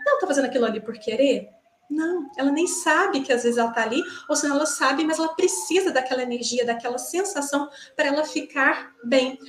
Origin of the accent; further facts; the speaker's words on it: Minas Gerais, Brazil; moved away as an adult; now in Joinville, Brazil; eu estou atualmente em Joinville é, eu sou de Minas, né, estou aqui há três anos